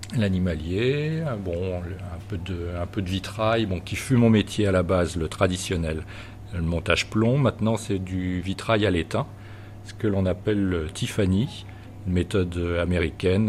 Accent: Chartres, Centre-Val de Loire, France; moved away as an adult; now in La Roche-Bernard, France; on vient de Chartres en Eure-et-Loire

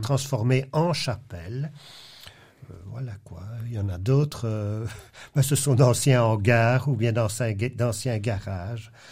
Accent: Belgium; also born or lived in Louvain-la-Neuve; dans notre pays

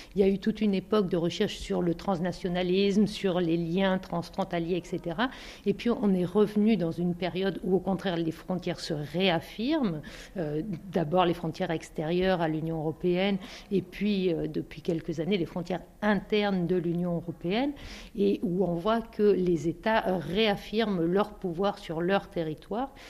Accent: Bosnia & Herzegovina; French is a second language; moved away as an adult; je suis venue de Bosnie, je suis musulmane de Bosnie

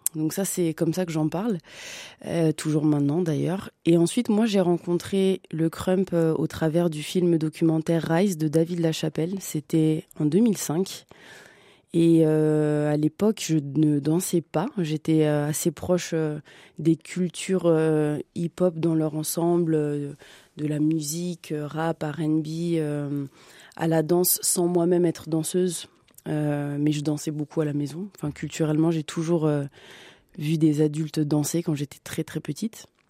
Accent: Bobigny, Île-de-France, France; je suis née à Bobigny, à la Cité de l'Étoile, dans le 93, en banlieue parisienne

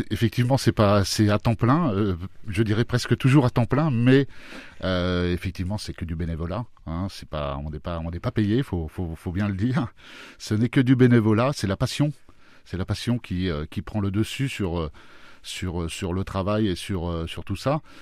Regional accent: Normandy, France; now in Amilly, France; Je suis arrivé, en fait, je ne suis pas issu de la région. Je suis arrivé de Normandie, j'étais un joueur de foot.

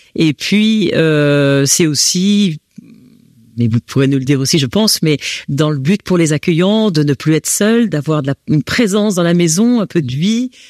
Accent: France; accent: French; moved away as an adult; now in Belgium; j'ai un accent français

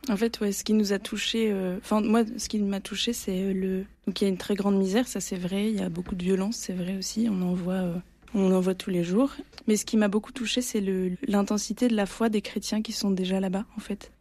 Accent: Provence-Alpes-Côte d'Azur, France; now in Marseille, France; je suis provençale, ce qui est très différent d'être marseillais

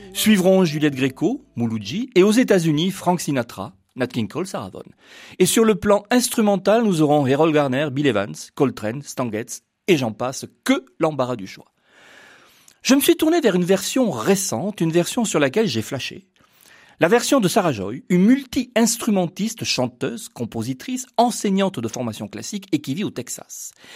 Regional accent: Paris, Île-de-France, France; chez nous à Paris

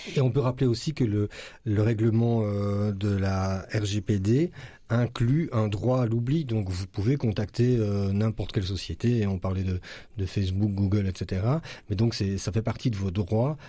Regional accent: Braine-le-Comte, Wallonia, Belgium; je suis habitant de Braine-le-Comte

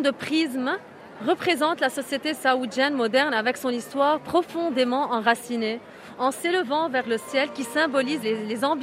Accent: Lebanon; Oui, je suis libanaise.

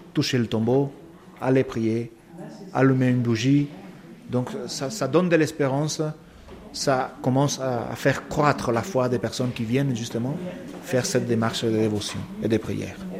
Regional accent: Paraguay; French is a second language; moved away as an adult; now in France; chez moi au Paraguay

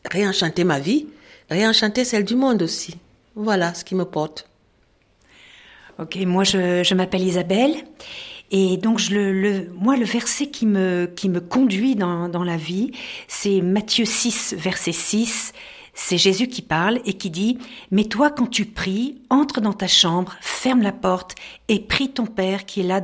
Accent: Cameroon; euh, je viens du Cameroun.

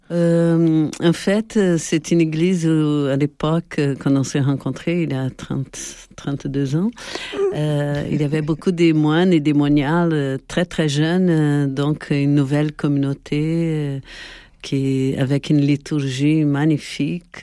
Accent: Brazil; moved away as an adult; also born or lived in Paris, France / Italy; now in Nîmes, France; je suis née au Brésil

